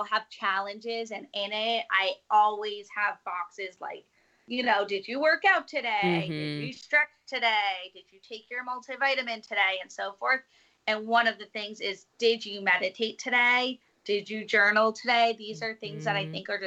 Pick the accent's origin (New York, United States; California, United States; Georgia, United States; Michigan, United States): New York, United States; New York City; I'm a New Yorker